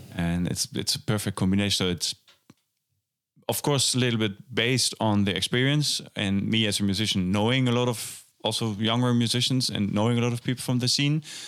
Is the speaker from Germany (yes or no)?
yes; Germany; moved away as an adult; now in Amsterdam, Netherlands; I, uh, went to Amsterdam to study jazz drums at the conservatory, um, after growing up in Germany